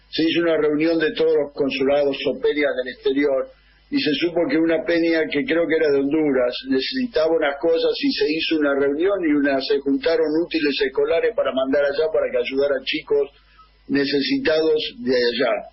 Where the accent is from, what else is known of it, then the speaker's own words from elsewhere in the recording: Argentina; moved away as an adult; now in Canada; Los más grandes somos argentinos que vivimos en Canadá